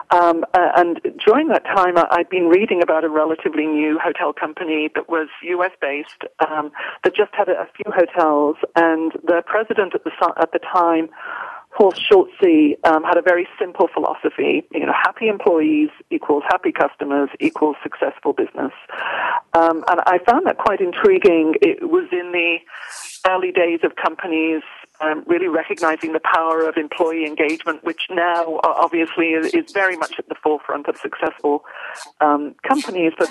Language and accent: English; United Kingdom; now in United States; I am a Brit, um, although now an American national, I, am certainly I'm still a very proud Brit at heart.